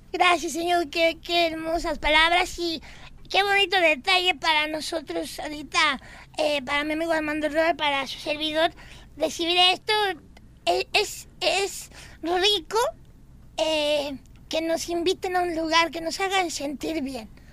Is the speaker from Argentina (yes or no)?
no; Mexico; now in United States; sí soy mexicano